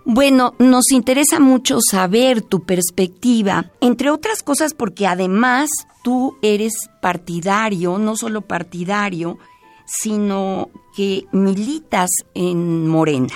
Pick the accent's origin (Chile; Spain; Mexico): Mexico; como mexicana que soy